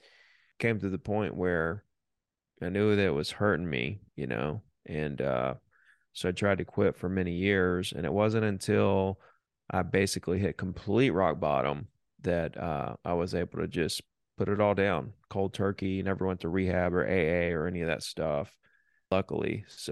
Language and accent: English; Alabama, United States; Down here on the beach. A lot of people don't know we have beaches here, but Florida extends into Alabama, a good 40 miles of white sandy beaches, and that's where I grew up.